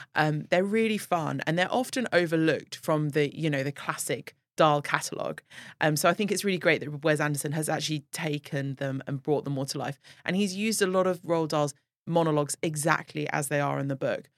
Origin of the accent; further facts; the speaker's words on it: London, United Kingdom; now in Abu Dhabi, United Arab Emirates; I'm from London